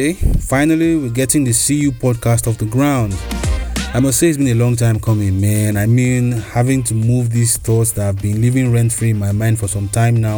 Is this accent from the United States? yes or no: no; Kogi, Nigeria; I come from the Middle Belt region of Nigeria, Kogi State to be precise. I'm of the Igala tribe